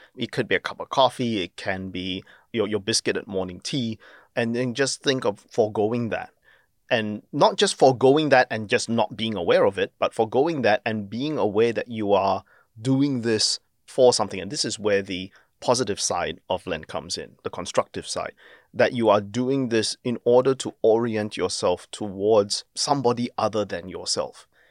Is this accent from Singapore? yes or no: yes; Singapore; now in Australia; as a Singaporean born um, Australian